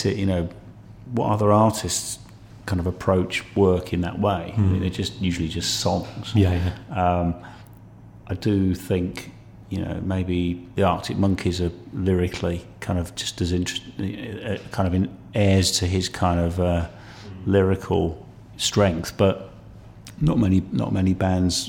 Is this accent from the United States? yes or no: no; United Kingdom; coming from the South myself